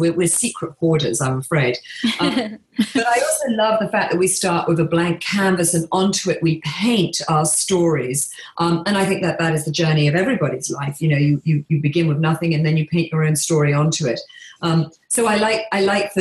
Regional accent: England, United Kingdom; now in Bahamas; I live here on a tiny island in the Bahamas, but I grew up in England

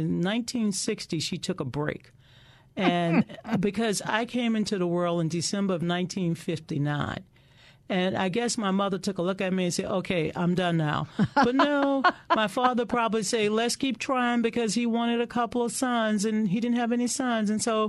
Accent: Kenner, Louisiana, United States; when I was a little girl growing up in the Deep South, right outside of New Orleans in Kenna

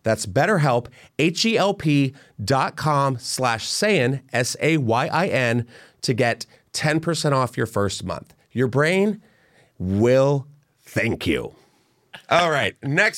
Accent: Pennsylvania, United States; I'm from Pennsylvania.

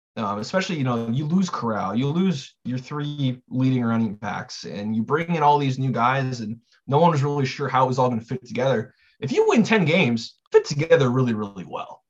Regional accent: Southern California, United States; I'm from Southern California

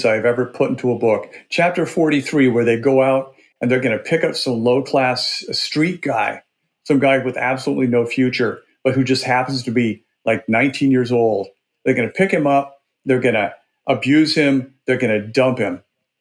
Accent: Burbank, Washington, United States; I grew up in a little town called Burbank, Washington, which was about 300 people on the Snake River in eastern Washington state.

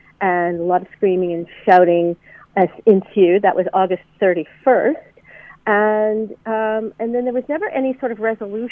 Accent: Hamilton, Ontario, Canada; my hometown of Hamilton

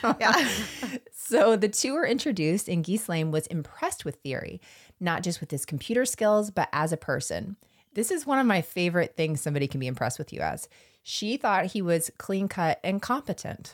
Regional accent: United States; I am from the North Florida, South Georgia region

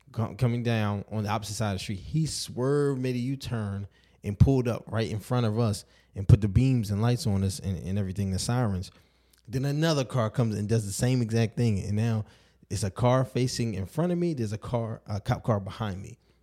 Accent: Baltimore, Maryland, United States; growing up in Baltimore

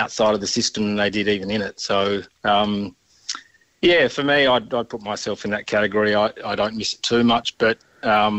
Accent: Gawler, South Australia, Australia; I grew up out in Gawler

